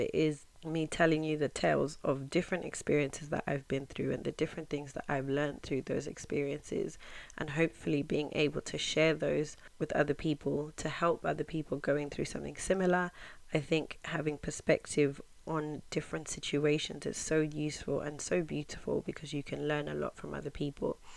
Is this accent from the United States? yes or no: no; England, United Kingdom; also born or lived in Zimbabwe; I am from Zimbabwe, growing up in England. I've been in England since I was nine